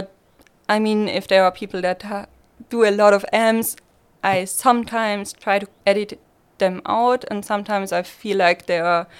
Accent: Switzerland; accent: Swiss; English is a second language; everyone was like, where are you from here? It sounds so... Swiss and people always could tell and I also had people telling me if you speak Swiss I understand you and I'm like I'm speaking German to you.

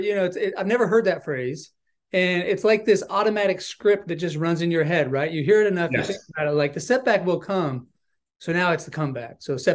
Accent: Idaho, United States; I'm from Idaho.

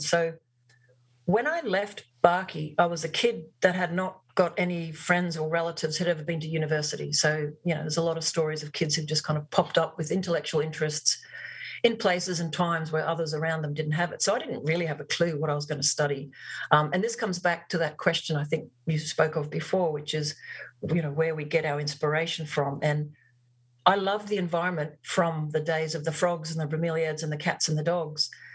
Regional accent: Barcaldine, Queensland, Australia; also born or lived in Longreach, Queensland; I spent my formative years as a teenager growing up in Barcaldine

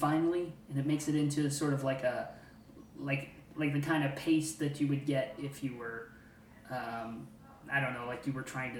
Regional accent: Indiana, United States; I grew up further west in Indiana, but right along that 64, Highway 64 mm-hmm. corridor there.

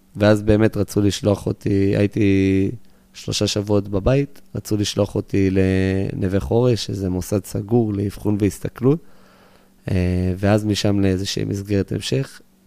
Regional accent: Beit Horon, Judea and Samaria Area, Israel; also born or lived in United States / Giv'at Ze'ev / Jerusalem; נולדתי בארצות הברית, עליתי לארץ בגיל חצי שנה, וגרנו שנתיים בגבעת זאב, זה יישוב ליד ירושלים. אחרי, בגיל שנתיים וחצי אז עברנו באמת לבית חורון. אה, שם גדלתי רוב החיים שלי.

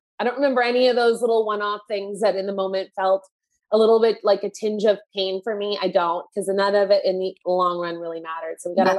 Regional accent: Canada; And I had never heard of this because I'm Canadian.

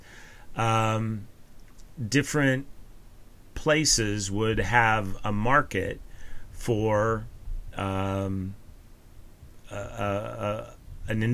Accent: Colorado, United States; also born or lived in Kansas City; now in Texas, United States; growing up in Colorado

